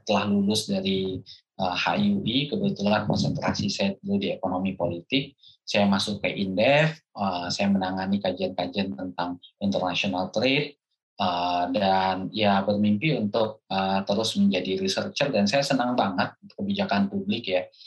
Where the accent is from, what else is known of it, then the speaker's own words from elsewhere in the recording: Minangkabau, West Sumatra, Indonesia; sebagai orang Minang